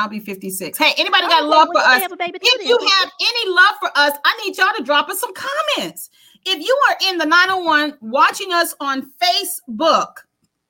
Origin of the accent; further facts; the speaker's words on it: Washington, District of Columbia, United States; moved away; also born or lived in Detroit / Mississippi; I was born in Washington, D.C.